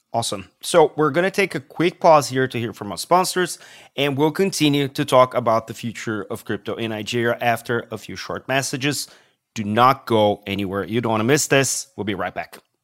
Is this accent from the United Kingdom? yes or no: no; Brazil; I come from Brazil